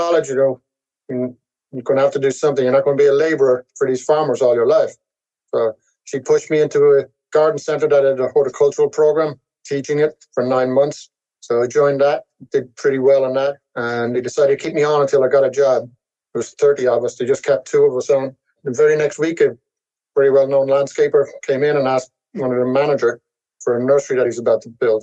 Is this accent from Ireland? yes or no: yes; Rush, Leinster, Ireland; moved away as an adult; now in United States; I grew up in Ireland in a little town called Rush in County Dublin.